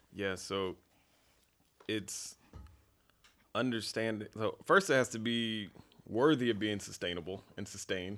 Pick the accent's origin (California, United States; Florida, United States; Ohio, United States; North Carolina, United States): North Carolina, United States; Fayetteville; I grew up in Fayetteville, North Carolina on a dirt road